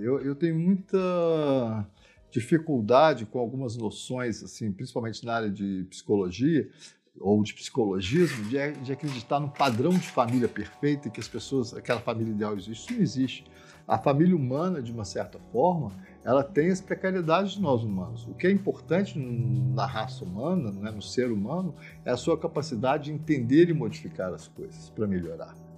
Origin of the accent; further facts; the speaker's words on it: Minas Gerais, Brazil; eu sou mineiro, eu sou mineiro de muitas gerações, eu sou mineiro brasileiro